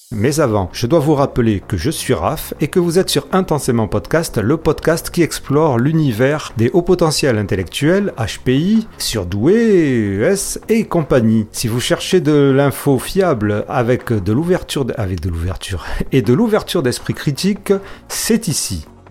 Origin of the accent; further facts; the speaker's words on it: Marseille, Provence-Alpes-Côte d'Azur, France; je suis marseillais